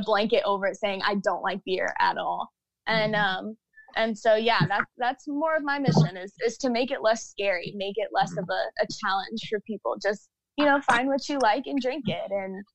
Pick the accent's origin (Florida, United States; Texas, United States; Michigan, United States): Florida, United States; Jacksonville; now in Orlando, United States; I'm originally born and raised in Jacksonville, Florida